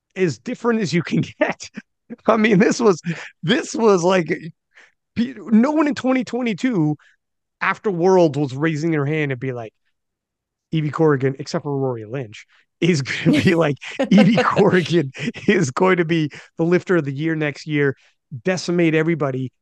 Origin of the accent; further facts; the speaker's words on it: Canada; As a Canadian